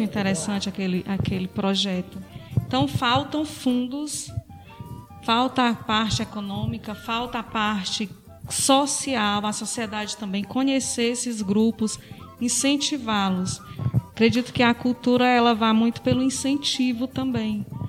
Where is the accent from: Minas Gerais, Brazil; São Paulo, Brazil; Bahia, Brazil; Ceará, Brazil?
Ceará, Brazil; Tianguá; accent: Tianguá accent